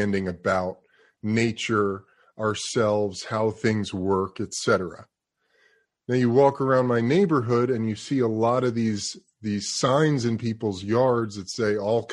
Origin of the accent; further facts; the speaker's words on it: New York City, New York, United States; moved away; also born or lived in Los Angeles; I've lived in LA for a lot of my life. I'm from New York City